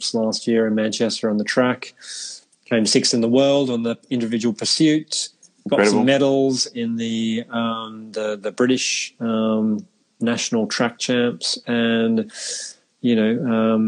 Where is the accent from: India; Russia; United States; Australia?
Australia; moved away as an adult; now in London, United Kingdom; as an Aussie